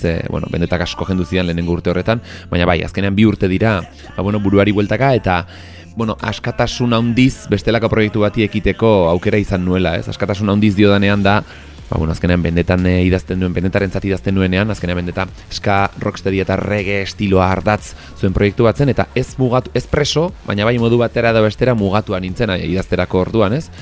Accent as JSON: {"language": "Basque", "town": "Arbizu", "region": "Navarre", "country": "Spain", "said": "ni arbizuarra naiz"}